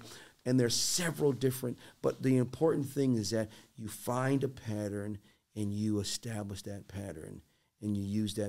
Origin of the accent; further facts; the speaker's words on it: Boston, Massachusetts, United States; growing up in Boston